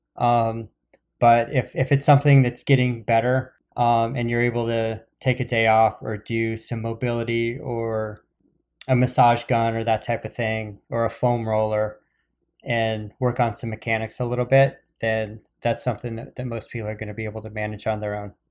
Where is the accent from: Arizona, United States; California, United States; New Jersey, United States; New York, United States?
Arizona, United States; Phoenix; moved away; I grew up in Phoenix